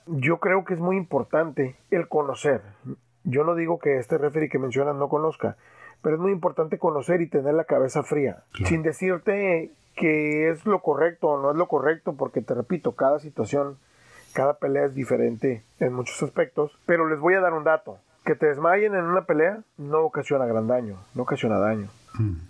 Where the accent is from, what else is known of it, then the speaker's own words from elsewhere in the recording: Tijuana, Baja California, Mexico; soy hijo, soy padre y soy tijuanense